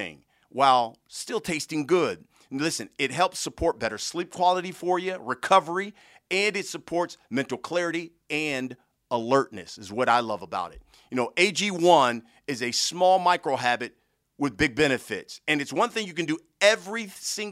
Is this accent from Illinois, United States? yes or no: no; Columbus, Ohio, United States; I'm originally from Ohio as well, from Columbus